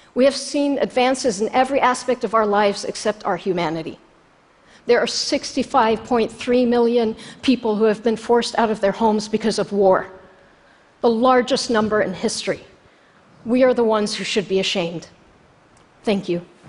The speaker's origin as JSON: {"language": "English", "country": "Jordan", "tie": "born or raised there", "moved": "as an adult", "lives_now": "United States", "said": "I was born in Jordan 11 years later."}